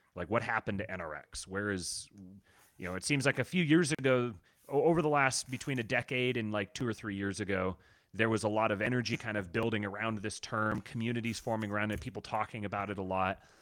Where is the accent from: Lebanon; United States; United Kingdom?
United States; Seattle, Washington; growing up in Seattle like I did